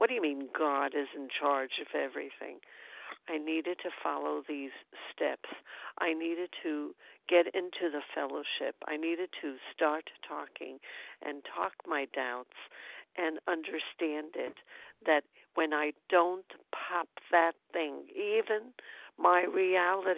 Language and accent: English; New York City, New York, United States; now in upstate New York, United States; I'm from Brooklyn, New York. I'm presently upstate in New York